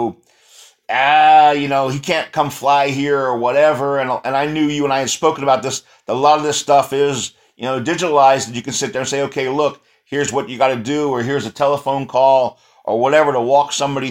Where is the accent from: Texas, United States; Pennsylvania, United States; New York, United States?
Texas, United States; moved away; That's my home state.